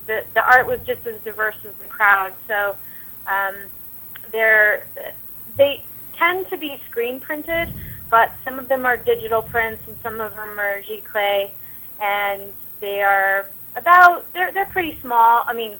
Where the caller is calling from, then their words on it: Manhattan, New York, United States; Yeah, I'm calling you from Manhattan, and it is a beautiful summer day.